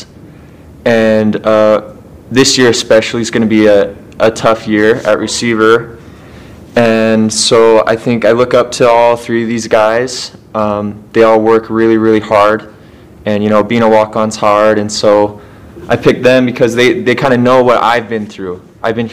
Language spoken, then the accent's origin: English; Colby, Kansas, United States; also born or lived in Utah; I was born in Utah, but grew up in Kansas